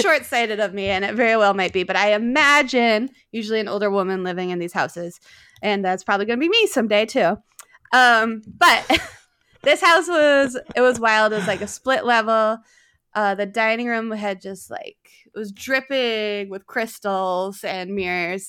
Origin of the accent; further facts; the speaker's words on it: East Aurora, New York, United States; moved away as an adult; also born or lived in South Philadelphia; now in Philadelphia, United States; I grew up in East Aurora, New York. It's right outside of Buffalo